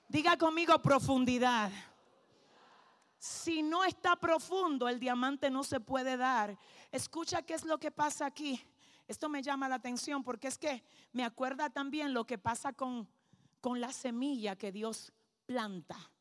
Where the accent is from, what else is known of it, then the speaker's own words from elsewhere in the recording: Dominican Republic; yo vengo desde República Dominicana